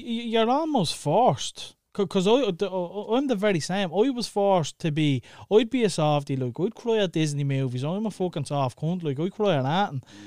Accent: Dublin, Leinster, Ireland; growing up in Clondalkin

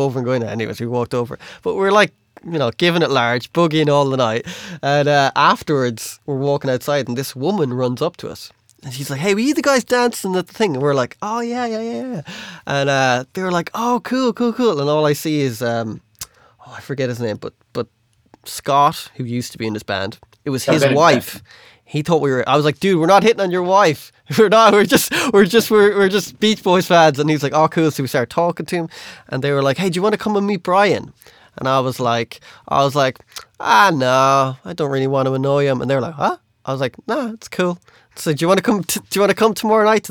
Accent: Ireland; we were like, Ireland

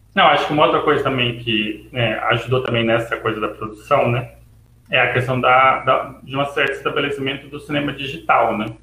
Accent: Catalão, Goiás, Brazil; also born or lived in Niterói; eu sou de Catalão, Goiás

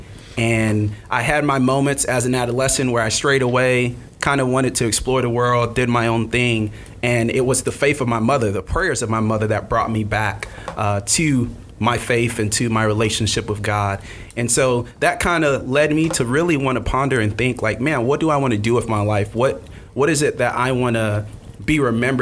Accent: Miami, Florida, United States; I am born and raised in Miami, Florida, to Haitian parents

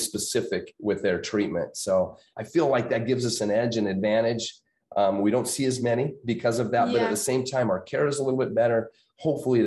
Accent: Prescott, Arizona, United States; my hometown. So growing up, I went to high school and junior high there

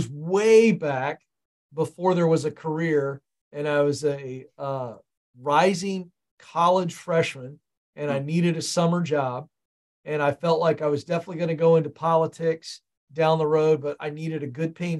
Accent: Tidewater area, Virginia, United States; born or raised there; also born or lived in Point Pleasant, West Virginia

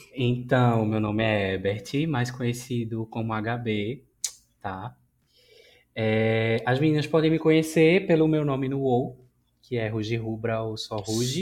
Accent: Recife, Pernambuco, Brazil; Sou de Recife

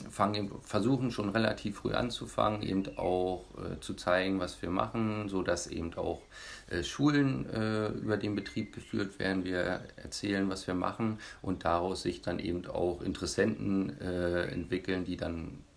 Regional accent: Bonese, Saxony-Anhalt, Germany; Ich bin hier in Bonese aufgewachsen

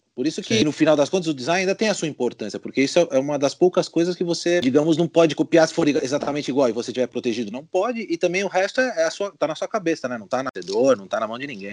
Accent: Brazil; moved away as an adult; now in Spain; quando eu saí do Brasil

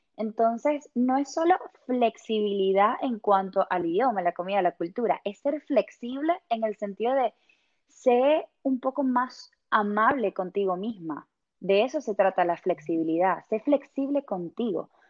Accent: Venezuela; moved away as an adult; now in England, United Kingdom; yo soy venezolana

